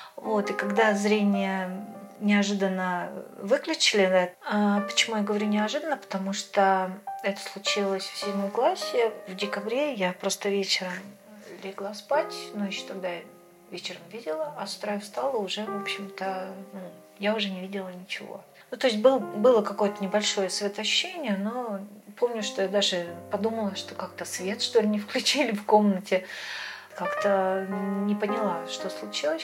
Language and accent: Russian; Severodvinsk, Arkhangelsk Oblast, Russia; moved away as an adult; Мой родной город – это Северодвинск, Архангельская область, берег Белого моря. Прожила я там до 23 лет